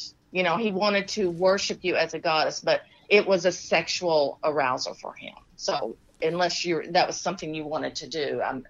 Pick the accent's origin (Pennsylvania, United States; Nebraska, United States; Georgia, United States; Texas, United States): Texas, United States; accent: Texas; Yeah, that's my Texas accent coming out.